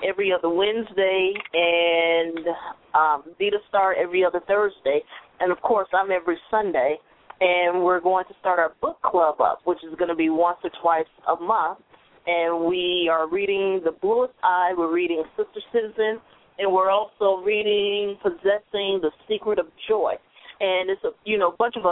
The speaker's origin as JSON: {"language": "English", "town": "Chicago", "region": "Illinois", "country": "United States", "said": "I am from Chicago. I'm representing Chicago, but I've lived all over the country. But Chicago is where it started."}